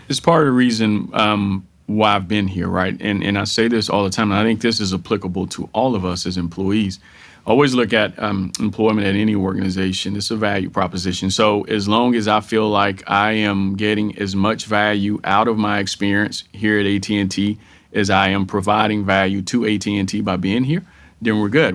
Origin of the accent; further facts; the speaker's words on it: Texas, United States; born and raised in Texas. So I am a Texan through and through